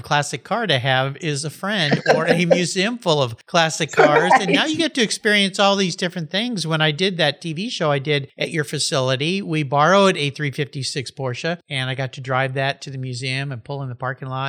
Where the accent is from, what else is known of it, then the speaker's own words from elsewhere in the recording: Southern California, United States; I was a California kid growing up in Southern California